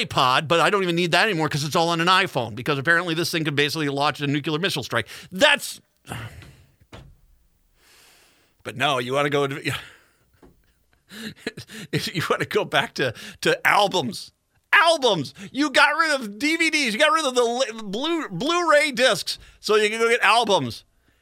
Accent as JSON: {"language": "English", "region": "Minnesota", "country": "United States"}